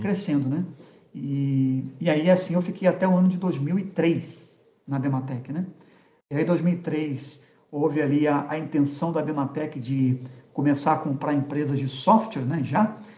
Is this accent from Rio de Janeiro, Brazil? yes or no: yes; Rio de Janeiro, Brazil; moved away; also born or lived in Curitiba; eu sou carioca, sou do Rio de Janeiro